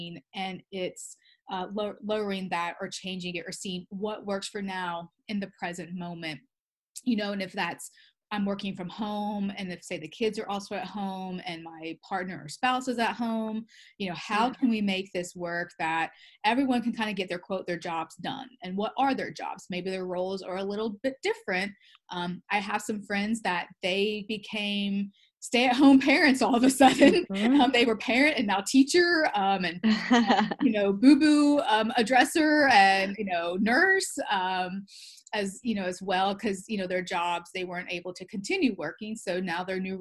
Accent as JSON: {"language": "English", "region": "the South", "country": "United States", "tie": "born or raised there", "said": "I grew up in the South"}